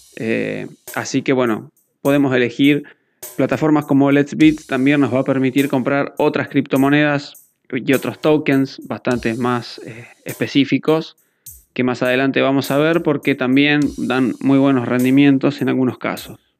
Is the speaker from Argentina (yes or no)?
yes; Argentina; mi país que es Argentina